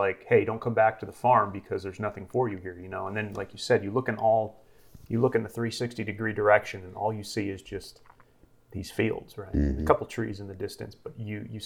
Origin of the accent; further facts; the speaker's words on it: East Coast, United States; first language English; now in Denver, United States; I'm from the East Coast